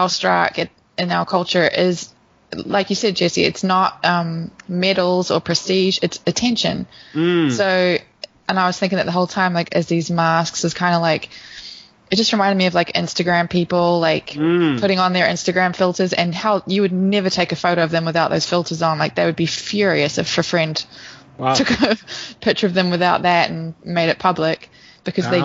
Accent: New Zealand; now in Los Angeles, United States; I would never feel like an alien as a New Zealander

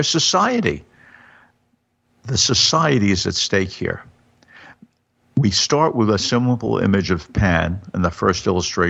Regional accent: United States; I'm an American.

